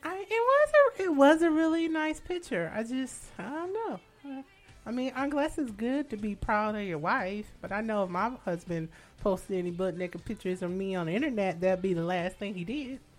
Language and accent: English; Detroit, Michigan, United States; now in New York, United States; I am from Michigan. I'm a Detroiter, um, suburban Detroit. I lived in the metro area